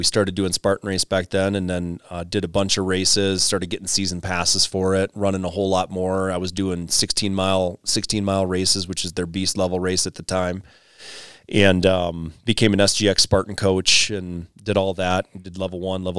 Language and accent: English; Wisconsin, United States; moved away as an adult; now in Colorado, United States; You know, coming from the Midwest, wife and I moved out here to Colorado from Wisconsin in 2013 and brought two kids with us